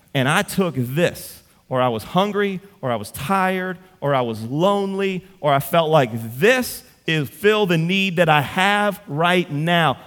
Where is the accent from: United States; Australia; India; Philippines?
United States; Central, Louisiana; I'm from Central